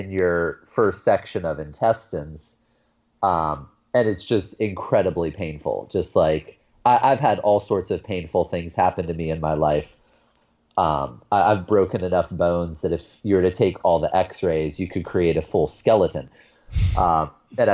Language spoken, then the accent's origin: English; Youngstown, Ohio, United States; I grew up in Northeast Ohio, grew up on the lower west side of a city called Youngstown